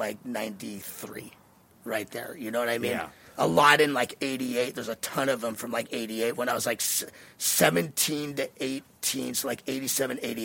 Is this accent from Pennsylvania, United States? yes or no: no; Los Angeles, California, United States; me being from Venice is what got me my career